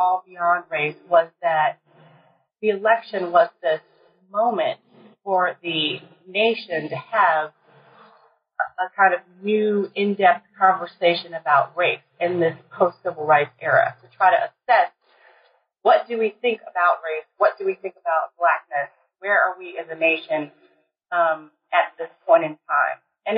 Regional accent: College Park, Maryland, United States; moved away as an adult; also born or lived in New Haven, Connecticut / Michigan; now in Minnesota, United States; I'm originally from Maryland, College Park, Maryland

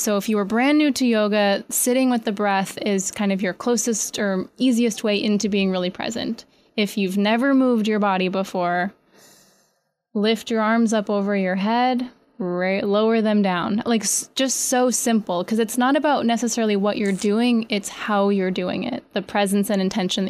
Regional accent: New York, United States; And as a beginner, sometimes getting, especially as a New Yorker, laying on your mat is one of the most difficult things you could possibly do.

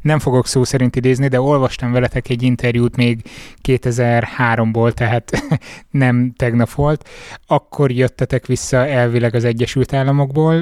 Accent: Miskolc, Borsod-Abaúj-Zemplén, Hungary; Miskolci vagyok

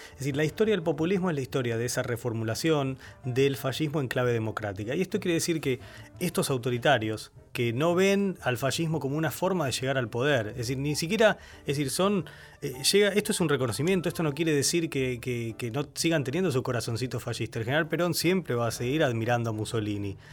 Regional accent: Argentina; moved away as an adult; now in United States; nuestra experiencia como argentinos

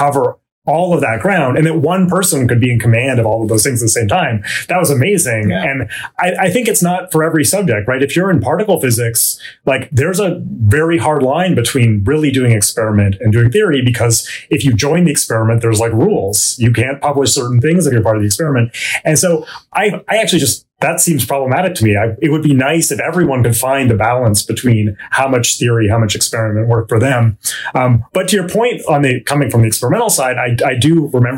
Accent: Vancouver, British Columbia, Canada; moved away as an adult; also born or lived in Stanford, United States; now in United States; I grew up in Vancouver, British Columbia, Canada.

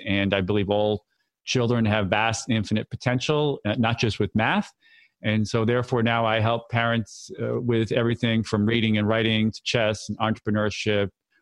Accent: Massachusetts, United States; moved away as an adult; also born or lived in Philadelphia, Pennsylvania; now in New York City, United States; I grew up in Massachusetts

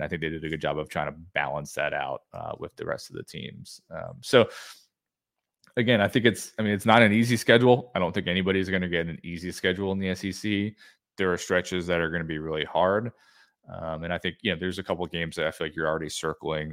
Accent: New Jersey, United States; born and raised in, uh, New Jersey

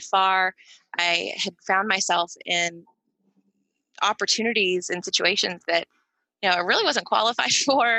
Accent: Tuscaloosa, Alabama, United States; I grew up in Alabama in Tuscaloosa

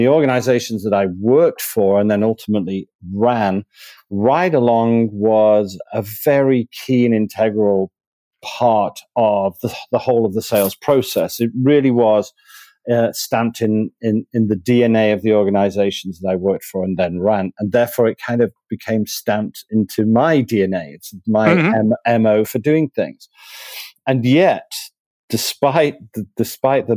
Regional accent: Manchester, North West England, United Kingdom; moved away as an adult; also born or lived in Spain; now in Miami, United States; Originally from Manchester, so lived most of my life there. I lived as a very young child in Spain

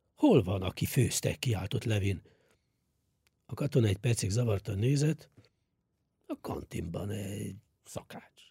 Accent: Hungary; Számunkra, magyarok számára

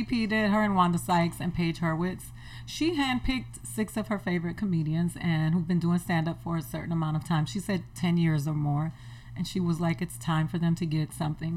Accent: Miami, Florida, United States; moved away; I grew up in Miami, so I used to go to the beach every weekend.

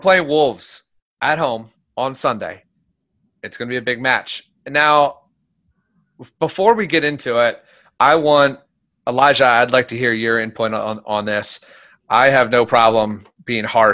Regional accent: Philadelphia, Pennsylvania, United States; I grew up in Philadelphia

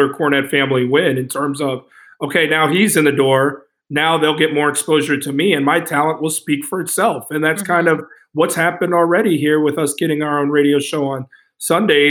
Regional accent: Midwest, United States; moved away as an adult; now in Fairfield, United States; we are from the Midwest

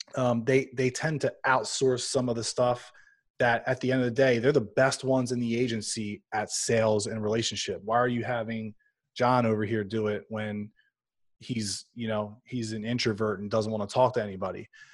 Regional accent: Louisiana, United States; also born or lived in suburbs of Philadelphia; now in Philadelphia, United States; I'm actually from Louisiana

